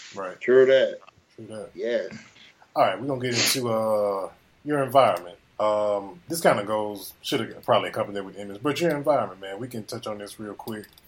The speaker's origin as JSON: {"language": "English", "town": "Greenville", "region": "Mississippi", "country": "United States", "tie": "born or raised there"}